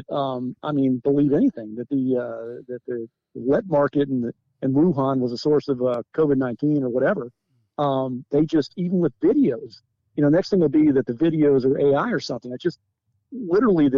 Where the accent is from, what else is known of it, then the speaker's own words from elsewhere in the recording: United States; an American